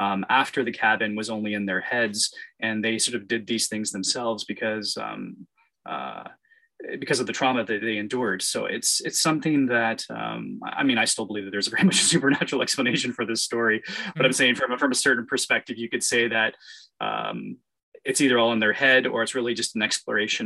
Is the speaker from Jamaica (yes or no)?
no; Canada; being Canadian